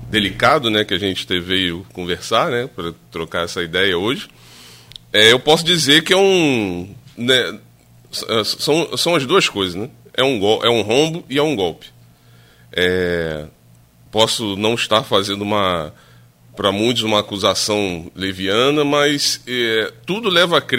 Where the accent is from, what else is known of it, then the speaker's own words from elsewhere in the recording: Rio de Janeiro, Brazil; eu sou do Rio